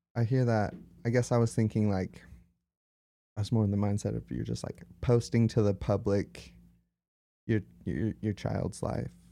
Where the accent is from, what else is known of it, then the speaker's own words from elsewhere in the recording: Utah, United States; we're from Utah